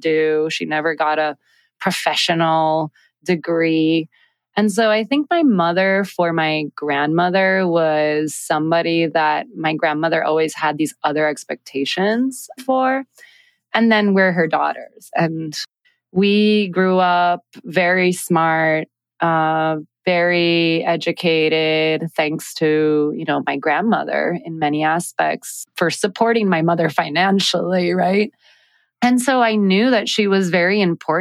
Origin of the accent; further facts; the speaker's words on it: San Juan, Puerto Rico; also born or lived in Brooklyn; I am born and raised in Puerto Rico